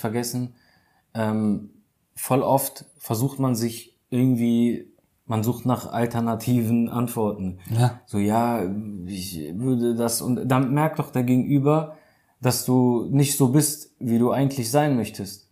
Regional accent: Germany; hier bei uns in Deutschland

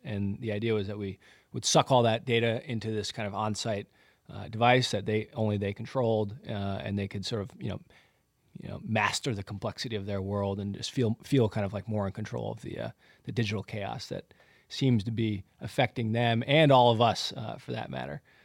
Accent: Santa Barbara, California, United States; I grew up in Southern California in Santa Barbara, which is just the most beautiful place

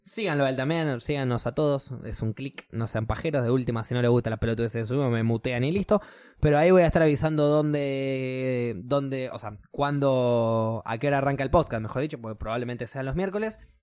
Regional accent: Argentina; como pueblo argentino

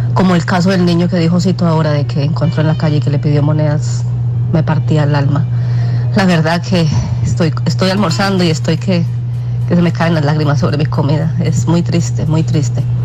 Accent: Quindío, Colombia; de mi tierra, del Quindío

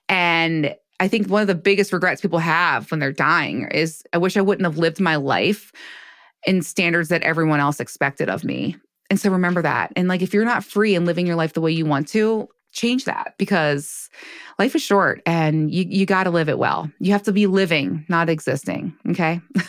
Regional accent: United States; now in Baltimore, United States; I grew up in right outside of DC, and I'm in Baltimore now.

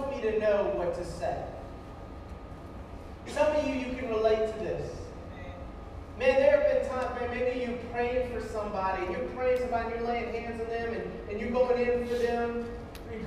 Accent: Scott, Louisiana, United States; And so I grew up in Scott, Louisiana, right outside Lafayette

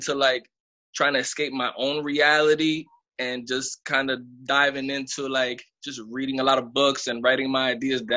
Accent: Lawrence, Massachusetts, United States; also born or lived in Bronx, New York; I come from Massachusetts. That's my hometown, Lawrence, Massachusetts.

